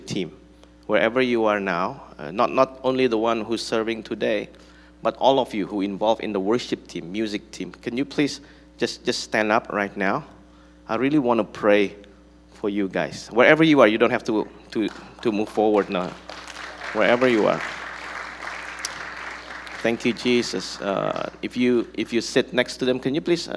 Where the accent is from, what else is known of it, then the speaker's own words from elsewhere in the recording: Bandung, West Java, Indonesia; I'm from Bandung